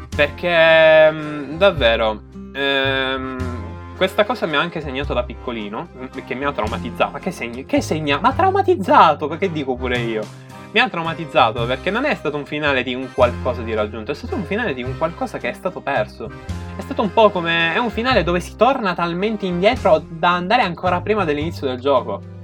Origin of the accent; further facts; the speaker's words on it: Sicily, Italy; dalle mie parti, eh, ovvero Sicilia